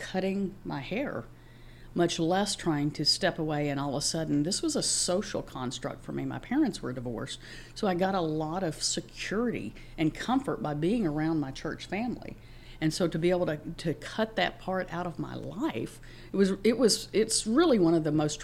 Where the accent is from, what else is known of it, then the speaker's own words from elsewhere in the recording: Mississippi, United States; accent: Mississippi country and Texas drawl; moved away as an adult; also born or lived in Memphis, Tennessee; now in Houston, United States; I was born in Memphis, raised across the state line in Mississippi. I've been in Houston, Texas for 35 years